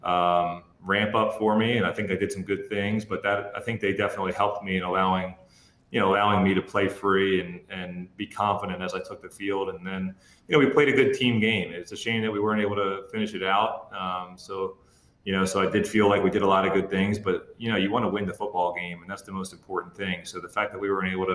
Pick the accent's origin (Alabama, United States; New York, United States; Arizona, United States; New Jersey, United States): New Jersey, United States; moved away; where I grew up down in South Jersey